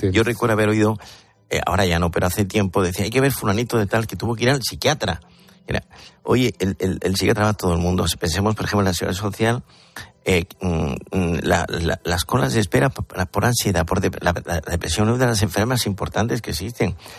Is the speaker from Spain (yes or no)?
yes; Andalusia, Spain; yo soy andaluz